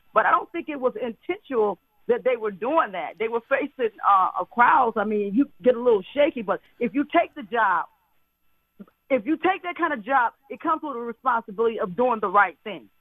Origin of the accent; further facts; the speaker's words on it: the South, United States; I was brought up in the South